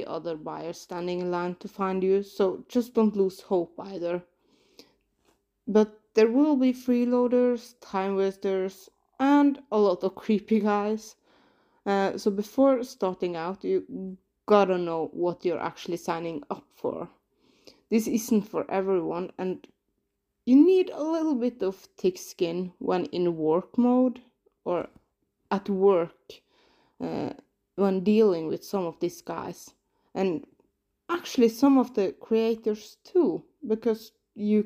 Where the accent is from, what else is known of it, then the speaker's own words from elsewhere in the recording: Norway; I'm from Norway